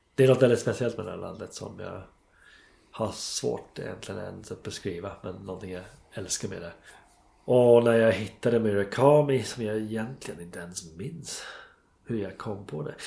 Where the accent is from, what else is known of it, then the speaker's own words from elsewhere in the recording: England, United Kingdom; Swedish is a second language; moved away as an adult; now in Stockholm, Sweden; jag var engelsman